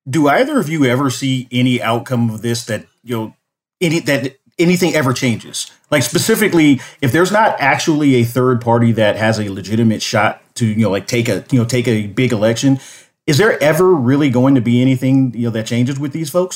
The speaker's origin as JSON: {"language": "English", "town": "Los Angeles", "region": "California", "country": "United States", "tie": "born or raised there", "moved": "as an adult", "lives_now": "Tucson, United States", "said": "I grew up in Los Angeles at, you know, during the eighties and nineties"}